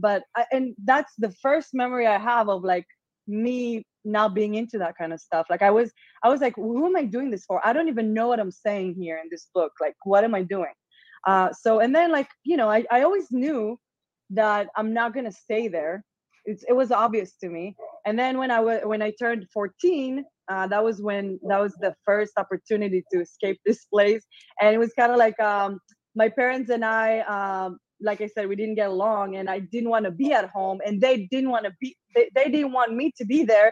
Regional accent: Israel; English is a second language; moved away as an adult; also born or lived in Las Vegas, United States; now in Austin, United States; I'm from Israel, not from a regular like family

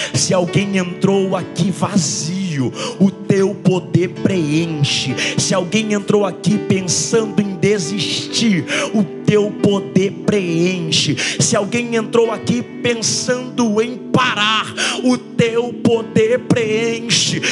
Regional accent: Maranhão, Brazil; eu sou do Maranhão

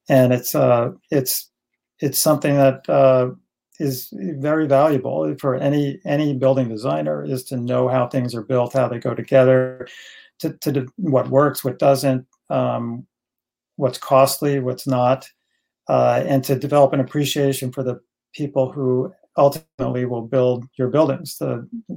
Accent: Livingston, New Jersey, United States; moved away as an adult; also born or lived in Northern California; I grew up in Livingston, a suburb of Newark, and did my college studies at NJIT

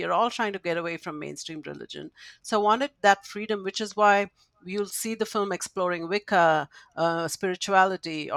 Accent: India; I grew up in India, and growing up in a culture that accepts the supernatural

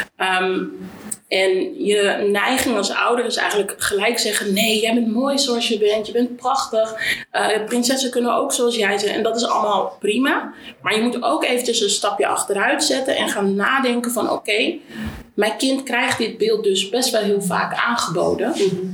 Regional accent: Amersfoort, Utrecht, Netherlands; ik kom uit Amersfoort

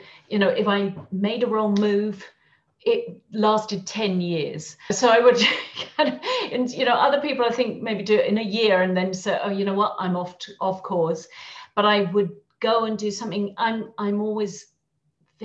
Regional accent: England, United Kingdom; moved away as an adult; also born or lived in London; now in Madrid, Spain; I'm English, although I live in Madrid

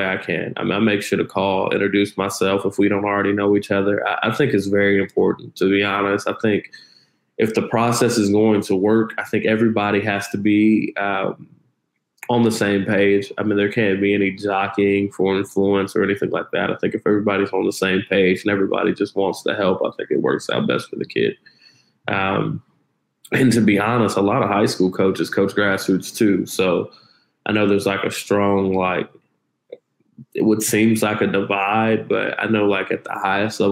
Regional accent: Midwest, United States; now in Dallas, United States; I'm from the Midwest

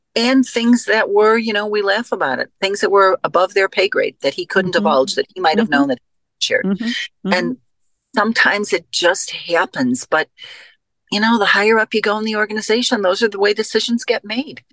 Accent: Chicago, Illinois, United States; I come from Chicago.

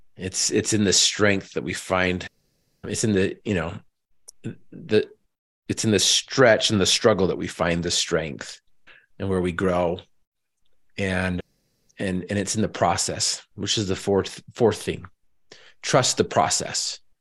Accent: Northern Utah, United States; I was raised in Northern Utah

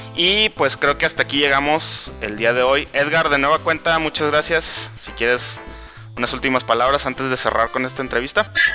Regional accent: Mexico; en mi país

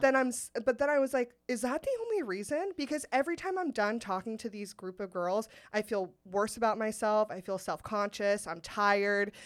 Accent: Sacramento, California, United States; I went to Saint Ignatius in Sacramento

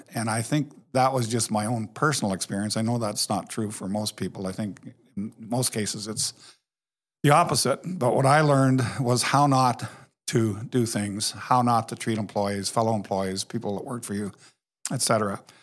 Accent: Canada; moved away; I grew up in Canada

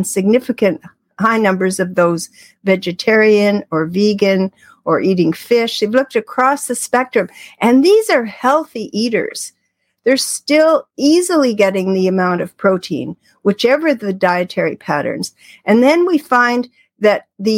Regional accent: Canada; I'm Canadian.

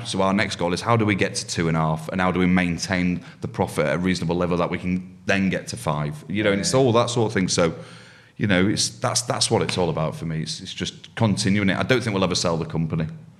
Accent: Yorkshire and the Humber, United Kingdom; I'm a Yorkshireman.

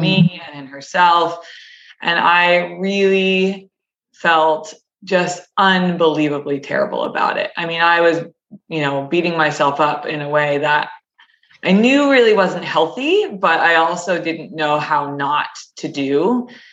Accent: Connecticut, United States; I grew up in Connecticut, um, so in New England

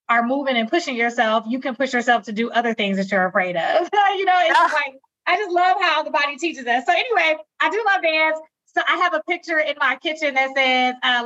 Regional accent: Milwaukee, Wisconsin, United States; moved away as an adult; also born or lived in Hampton, Virginia; I came back home to my hometown of Milwaukee, Wisconsin

